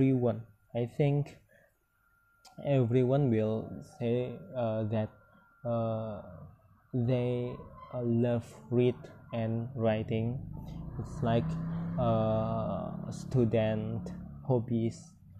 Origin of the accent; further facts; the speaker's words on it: hometown where Randai is practised, West Sumatra, Indonesia; English is a second language; moved away; I join Randai. Is one of traditional cultural in my hometown